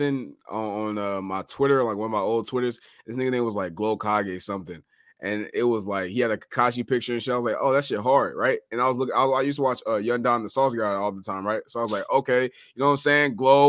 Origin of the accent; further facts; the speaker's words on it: Chicago, Illinois, United States; I'm from Chicago